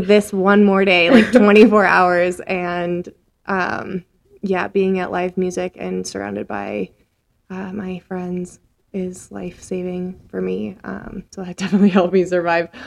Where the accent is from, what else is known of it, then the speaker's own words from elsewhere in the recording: Minnesota, United States; also born or lived in Nebraska; now in Colorado, United States; I'm from Nebraska first and then Minnesota